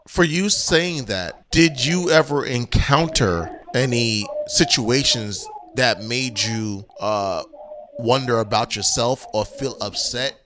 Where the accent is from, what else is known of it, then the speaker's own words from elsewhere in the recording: New York City, New York, United States; I'm from the Bronx